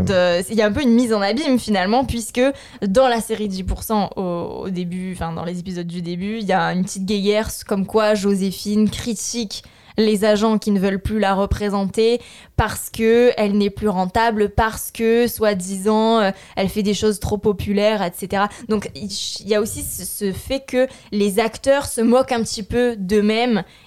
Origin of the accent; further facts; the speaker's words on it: France; Moi, en tant que Française